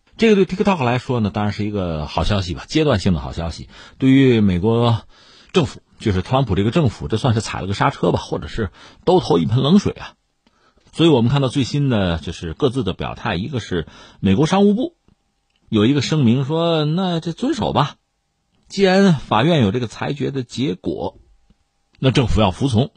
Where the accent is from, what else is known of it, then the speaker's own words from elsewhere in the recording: China; 我们中国人